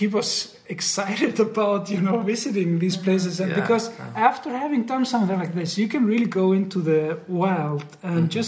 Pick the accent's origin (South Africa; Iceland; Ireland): Iceland; Selfoss, Southern Region; I'm from Selfoss